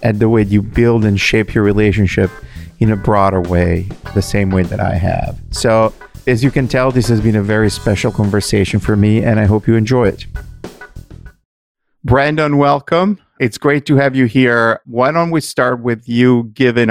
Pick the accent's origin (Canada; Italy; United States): Italy; moved away; my home country